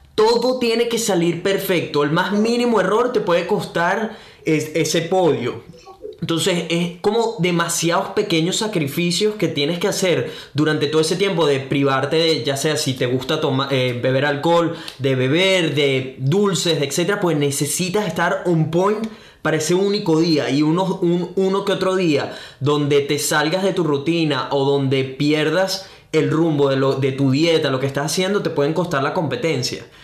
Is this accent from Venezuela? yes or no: yes; Venezuela; now in Brisbane, Australia; soy un venezolano, un latino que vive en Brisbane, Australia